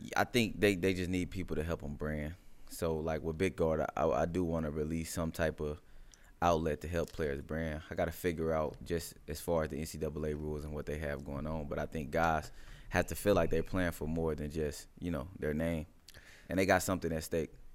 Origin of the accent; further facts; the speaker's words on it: Midwest, United States; I'm from the Midwest